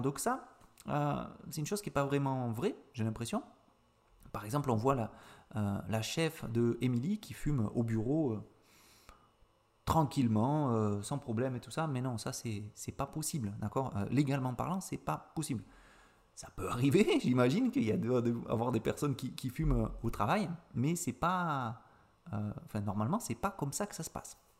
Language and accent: French; Avignon, Provence-Alpes-Côte d'Azur, France; je suis originaire d'Avignon, donc du sud-est de la France